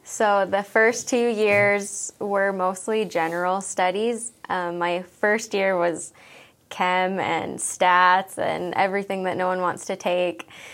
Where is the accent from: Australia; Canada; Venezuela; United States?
Canada; Wetaskiwin, Alberta; moved away as an adult; also born or lived in Edmonton, Canada; now in Magrath, Canada; I grew up in Wetaskiwin, Alberta